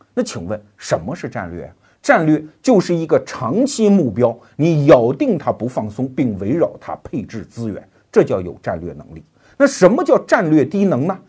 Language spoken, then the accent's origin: Chinese; China; 我们中国人